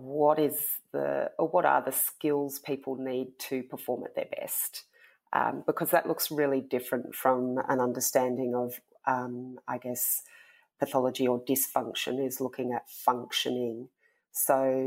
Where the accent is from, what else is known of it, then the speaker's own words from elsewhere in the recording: Tasmania, Australia; now in Melbourne, Australia; I am speaking to you from Tasmania. Usually I'm a Melbourne resident, but I grew up here in Tassie, which is where my family are.